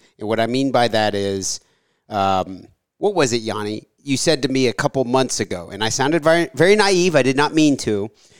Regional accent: Ohio, United States; now in Kentucky, United States; I was born in Ohio. I've lived a relatively sheltered life.

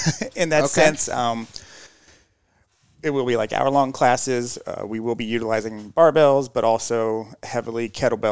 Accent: Covington, Kentucky, United States; now in Louisville, United States; I'm originally from Northern Kentucky, Covington.

